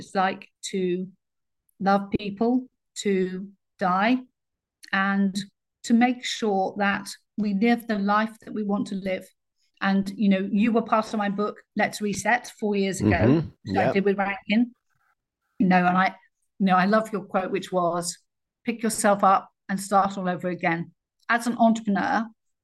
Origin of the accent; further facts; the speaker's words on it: Cornwall, South West England, United Kingdom; also born or lived in Hong Kong; I grew up in Cornwall, and Cornwall, for those that don't know England very well, is the very southwest